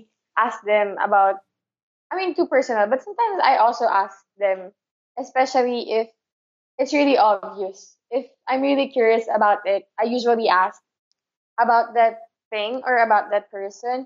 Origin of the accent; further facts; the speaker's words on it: Manila, Metro Manila, Philippines; being a Filipino